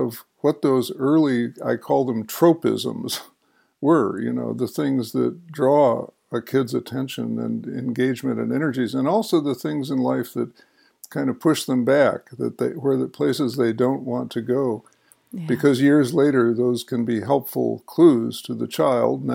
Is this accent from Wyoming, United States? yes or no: no; Chicago, Illinois, United States; in the home in which I grew up on the North Shore of Chicago